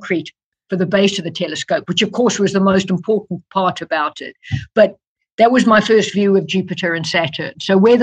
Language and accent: English; South Africa; moved away as an adult; now in United Kingdom; I was born and brought up in South Africa